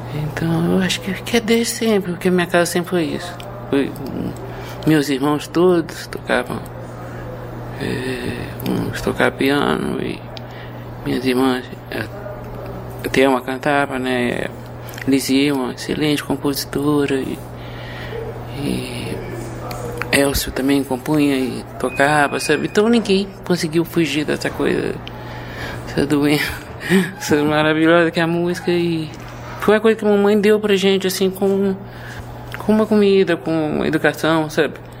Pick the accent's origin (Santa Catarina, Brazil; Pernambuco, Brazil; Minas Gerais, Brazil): Minas Gerais, Brazil; moved away; also born or lived in Rio de Janeiro; eu tenho uma alma mineira, fui criada lá, quer dizer, foi lá que aprendi a ler